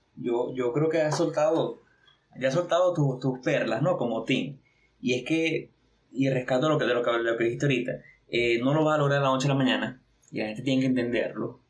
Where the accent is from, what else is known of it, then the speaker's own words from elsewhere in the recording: a small city in eastern Venezuela, Venezuela; venimos de una pequeña ciudad de aquí del oriente del país, en Venezuela. Bueno, yo estoy en Venezuela